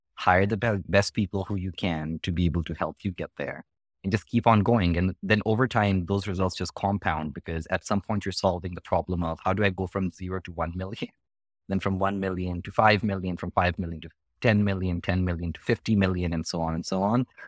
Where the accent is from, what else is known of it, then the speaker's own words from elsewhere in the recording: India; now in United States; the education system that I grew up with in India